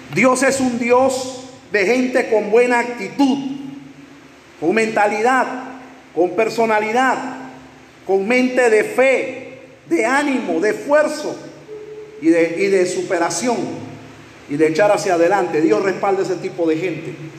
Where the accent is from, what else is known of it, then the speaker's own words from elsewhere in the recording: Panama; en Panamá, aquí en mi país